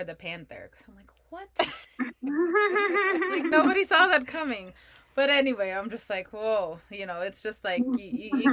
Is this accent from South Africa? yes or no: no; Philippines; I'm Filipino